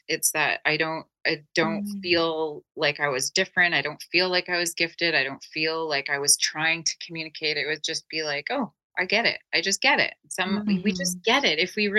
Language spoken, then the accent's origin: English; Turkey; I'm Turkish. I was born in Turkey. So I'm multicultural.